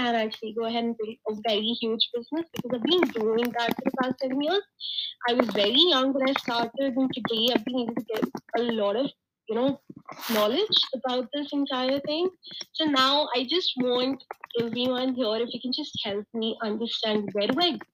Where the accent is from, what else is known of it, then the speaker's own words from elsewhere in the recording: India; I am from India, and I have been working